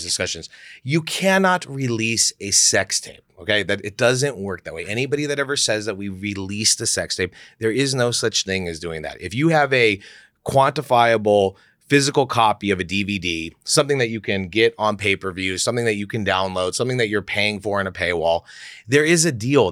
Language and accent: English; Beverly Hills, California, United States; I grew up in Beverly Hills